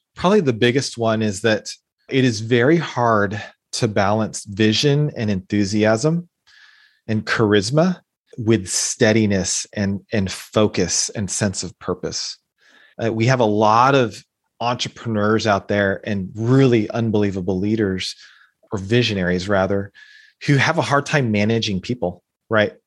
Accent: United States; being born and growing up, growing up in the United States

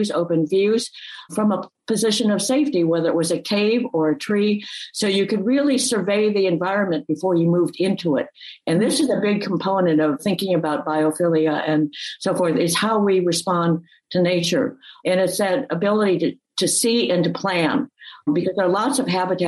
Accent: the Midwest, north of Chicago, Illinois, United States; I grew up in the Midwest in an area not far from north of Chicago

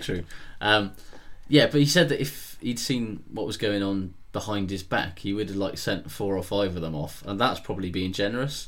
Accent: Aberdare, Wales, United Kingdom; I'm from Aberdare, right, which is a town in the Welsh Valleys

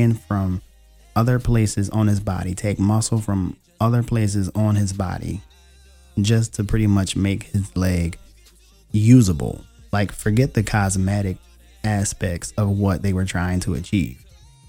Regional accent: Richmond, Virginia, United States; I was born in Richmond, Virginia, and I currently live in Northern Virginia

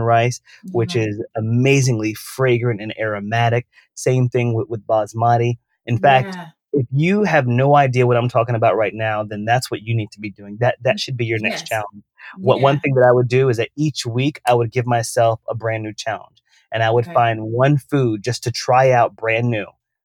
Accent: the South, United States; I come from the South.

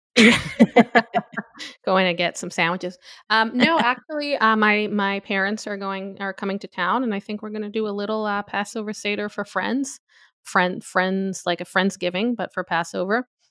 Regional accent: Tel Aviv, Tel Aviv District, Israel; moved away; where I grew up in Tel Aviv

